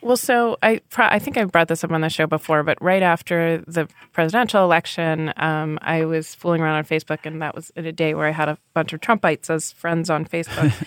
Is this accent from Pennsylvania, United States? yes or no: no; New Hampshire, United States; New Hampshire, my home state